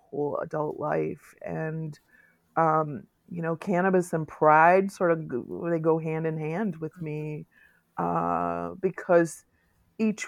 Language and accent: English; Muskegon, Michigan, United States; also born or lived in Norton Shores, Michigan / San Francisco / New York City; in my hometown, which is Muskegon, I actually live in Norton Shores, but Muskegon is the next big town over